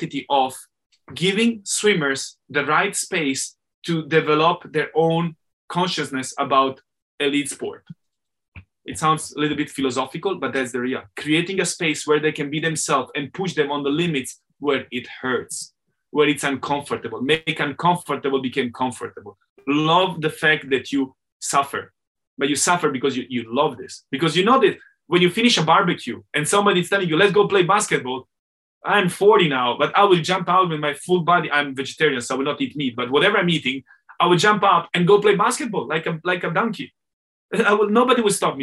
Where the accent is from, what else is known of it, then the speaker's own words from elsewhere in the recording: Italian-speaking Switzerland, Switzerland; I'm Swiss from the Italian part